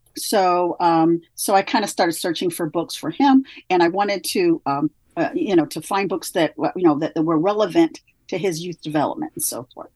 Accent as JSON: {"language": "English", "region": "Midwest", "country": "United States", "moved": "yes", "lives_now": "California, United States", "said": "I come from the Midwest. We have a very strong work ethic there."}